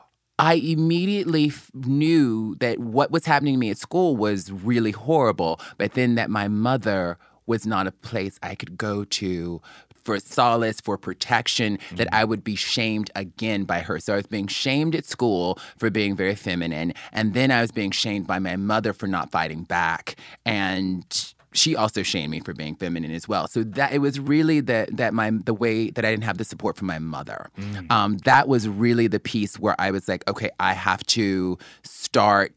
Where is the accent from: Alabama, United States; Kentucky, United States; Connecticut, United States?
Alabama, United States; Mobile; I grew up in Mobile, Alabama